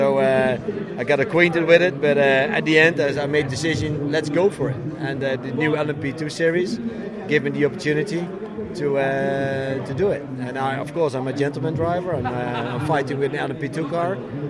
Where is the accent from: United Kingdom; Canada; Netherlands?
Netherlands; And in Holland, we do much more than only racing.